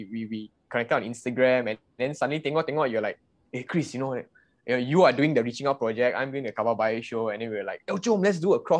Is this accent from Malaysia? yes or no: yes; Seremban, Negeri Sembilan, Malaysia; now in Subang Jaya, Malaysia; I grew up and born and raised in Seremban, but I'm currently based in uh, Subang.